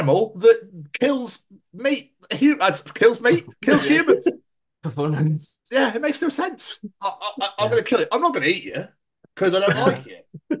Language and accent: English; Scotland, United Kingdom